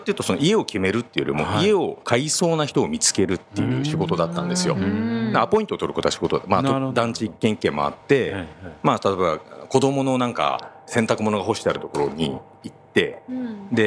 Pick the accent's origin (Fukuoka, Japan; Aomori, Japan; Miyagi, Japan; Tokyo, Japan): Tokyo, Japan; also born or lived in Chiba; 私はで東京生まれなんですけど